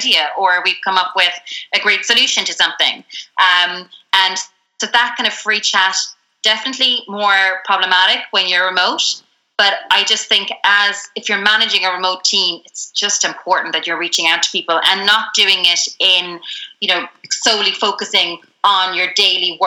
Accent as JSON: {"language": "English", "country": "Ireland", "said": "especially as Irish people"}